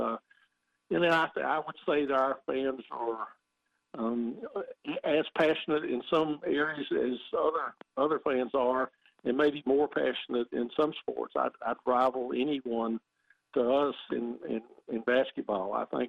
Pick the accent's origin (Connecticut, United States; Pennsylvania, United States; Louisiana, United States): Louisiana, United States; moved away as an adult; also born or lived in Chapel Hill, North Carolina; I grew up in Louisiana, went to LSU, and then I moved to Chapel Hill.